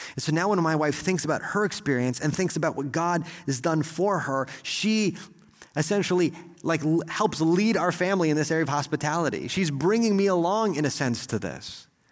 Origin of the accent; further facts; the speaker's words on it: Texas, United States; as an American or maybe especially as a Texan